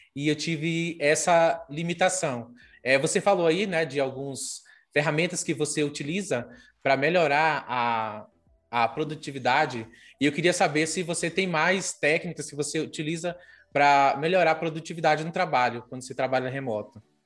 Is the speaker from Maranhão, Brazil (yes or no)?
yes; interior of Maranhão, Brazil; moved away; Eu sou do interior do Maranhão.